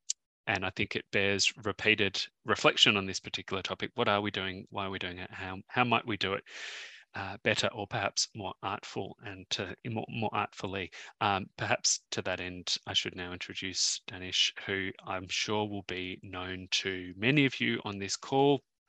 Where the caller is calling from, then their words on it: Sydney, New South Wales, Australia; I'm zooming in from Gadigal land in the inner west of Sydney